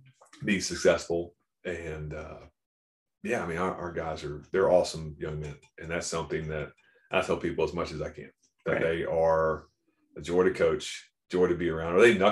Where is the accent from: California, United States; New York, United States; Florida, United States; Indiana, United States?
Florida, United States; Jacksonville; moved away as an adult; also born or lived in Baltimore; Because I grew up in Jacksonville, so flat.